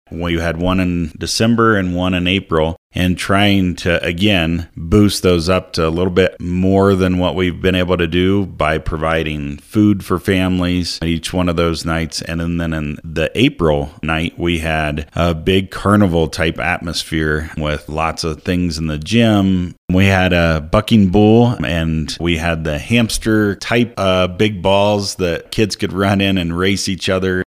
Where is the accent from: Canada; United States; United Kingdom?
United States; Ohio; moved away as an adult; also born or lived in Colorado Springs, Colorado / Brush, Colorado; now in Monte Vista, United States; I grew up in a small town in Ohio